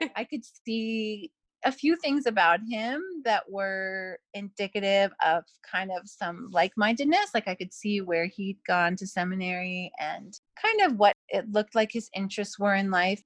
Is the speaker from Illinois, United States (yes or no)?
no; Simi Valley, California, United States; now in British Columbia, Canada; I was originally from um, the Simi Valley, California area.